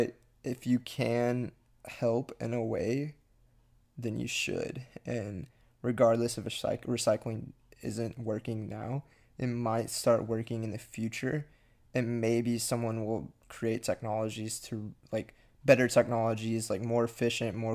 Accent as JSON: {"language": "English", "area": "near Galveston", "region": "Texas", "country": "United States", "tie": "born or raised there", "said": "near my hometown"}